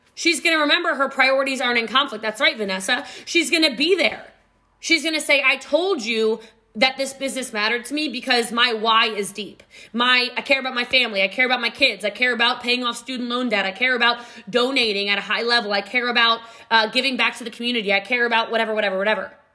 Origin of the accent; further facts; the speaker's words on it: Middletown, Maryland, United States; moved away; also born or lived in Frederick County, Maryland / Gaithersburg, Maryland; I did grow up in Middletown, Maryland